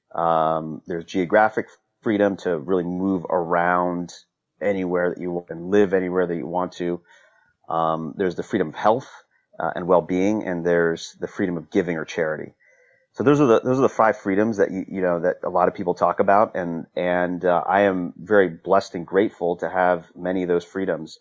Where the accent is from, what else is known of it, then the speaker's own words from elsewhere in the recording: Northern Virginia, United States; also born or lived in North Carolina; I grew up in the Northern Virginia area